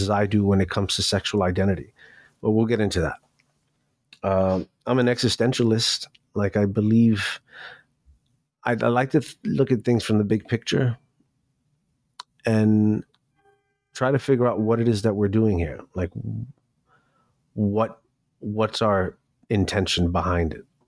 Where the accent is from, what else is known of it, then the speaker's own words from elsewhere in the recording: New York City, New York, United States; also born or lived in Miami; I grew up in New York City. I was born in Miami, but I feel like I was born in New York City.